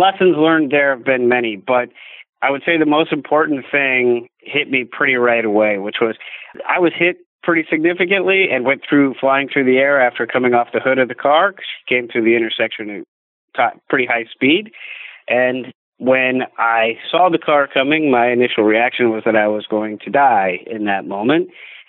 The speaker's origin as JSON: {"language": "English", "region": "Midwest", "country": "United States", "tie": "born or raised there", "said": "Growing up in the Midwest, you have snowstorms and ice storms"}